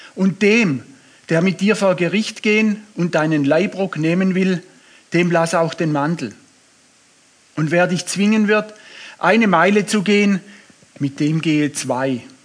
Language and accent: German; Swabia, Germany; ich bin Schwabe